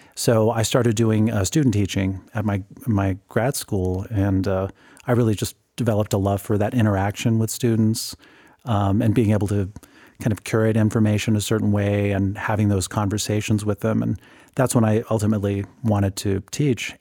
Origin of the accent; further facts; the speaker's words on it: Whittier, California, United States; now in Grand Junction, United States; my home city was Whittier. That's where I was born and raised